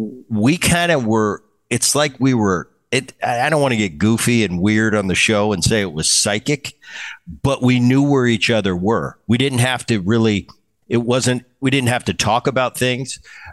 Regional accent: New York, United States; I grew up in New York.

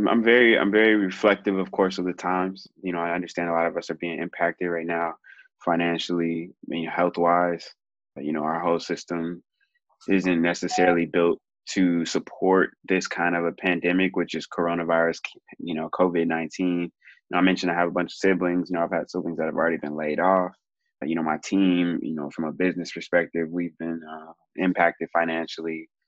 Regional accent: Oakland, California, United States; also born or lived in Santa Barbara / Atlanta / Mississippi / South Africa; I am originally from California, born in Santa Barbara, raised in East Oakland, but I also moved a ton, went to 13 different schools growing up.

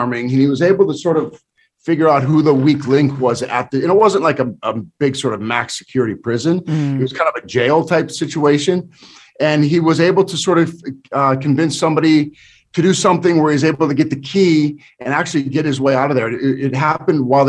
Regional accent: Minot, North Dakota, United States; I'm from Minot.

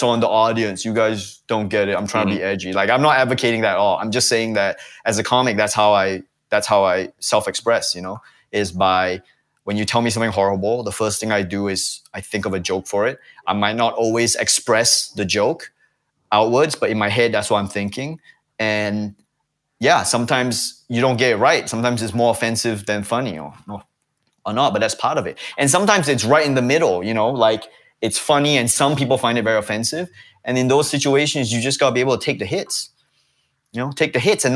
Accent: Singapore; something which I grew up with in Singapore

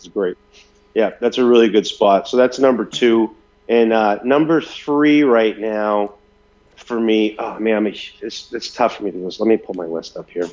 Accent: Maine, United States; moved away; I'm from Maine originally, so dairy bars are real popular up there

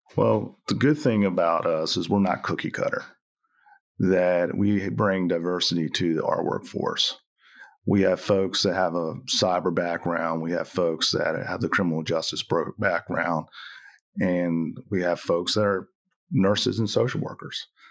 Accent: Cambridge, Maryland, United States; moved away; I grew up on the, uh, eastern shore of Maryland, uh, Cambridge, Maryland.

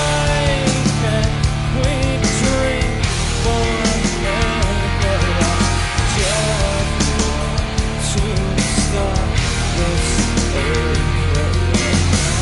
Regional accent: Jerusalem, Jerusalem District, Israel; I grew up in Israel, and not just in Israel, specifically in Jerusalem

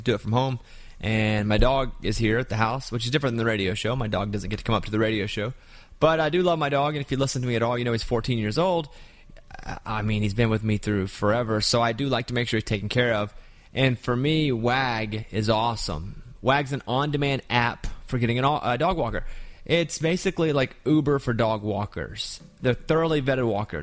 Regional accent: Arkansas, United States; I'm from Arkansas

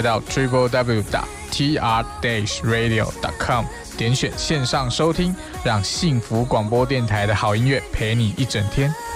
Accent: Taiwan; 大部分在台湾的东南亚新二代呢，如果不说，其实从外表上或是从语言上，人家是不会发现我们是新二代的

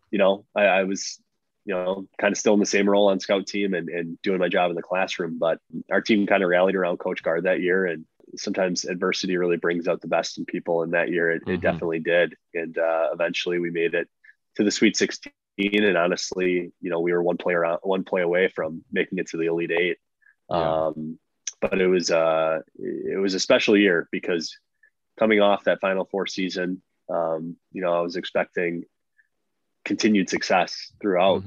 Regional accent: Wisconsin, United States; I'm a kid from Wisconsin

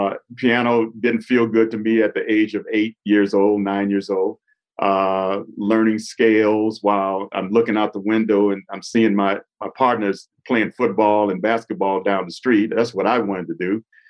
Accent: Los Angeles, California, United States; moved away as an adult; now in Castle Rock, United States; I'm from South Central LA, Watts, California.

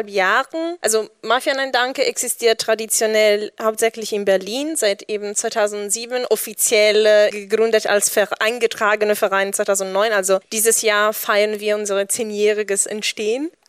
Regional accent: Italy; German is a second language; Und dieses Bewusstsein ist, was ich auch als Italienerin in Italien gelernt habe

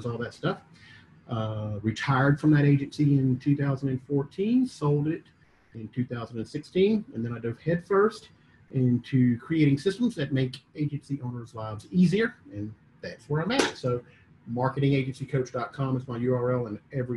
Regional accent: Mississippi, United States; moved away as an adult; also born or lived in Atlanta; born and raised in Mississippi

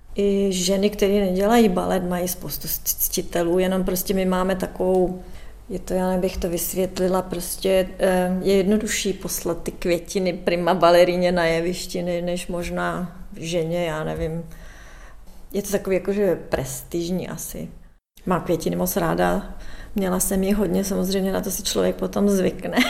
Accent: Czechia; moved away as an adult; now in London, United Kingdom; Stále se cítím jako Češka, budu vždycky Češka.

